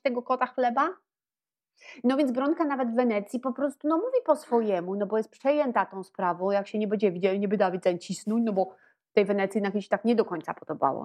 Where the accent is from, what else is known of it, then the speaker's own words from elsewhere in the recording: Warsaw, Masovian Voivodeship, Poland; Ja się e, urodziłam i wychowałam w Warszawie